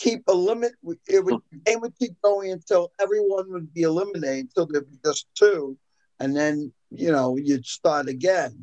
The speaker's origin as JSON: {"language": "English", "town": "New York City", "region": "New York", "country": "United States", "tie": "born or raised there", "said": "I grew up in East New York, Brooklyn"}